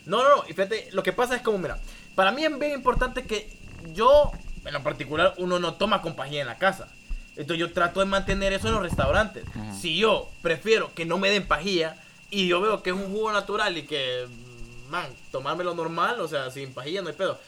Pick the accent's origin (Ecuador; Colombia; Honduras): Honduras; Danlí, El Paraíso; nosotros somos de Danlí